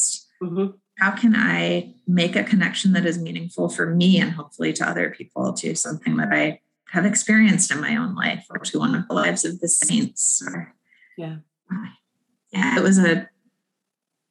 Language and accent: English; Chicago, Illinois, United States; moved away as an adult; also born or lived in Philadelphia / Portland, Oregon / Boston; I grew up here in Chicago and since then lived in Philadelphia